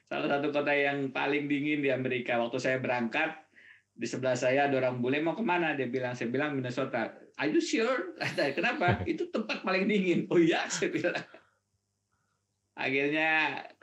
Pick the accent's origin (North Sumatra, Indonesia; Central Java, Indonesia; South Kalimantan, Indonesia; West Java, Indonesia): South Kalimantan, Indonesia; Banjarbaru; also born or lived in Pulau Laut; sampai lulus SMA saya di Banjarbaru Kalimantan Selatan. Jadi memang eh, masa kecil saya di Pulau Laut saat itu yang yang menjadi primadona kayu.